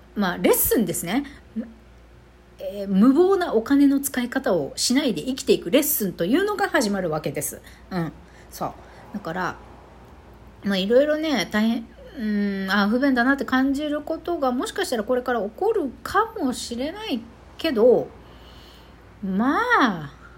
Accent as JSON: {"language": "Japanese", "country": "Japan", "first_language": "Japanese", "lives_now": "Okinawa, Japan", "said": "私たち日本人はですね日本語を母国語とする民族人たち"}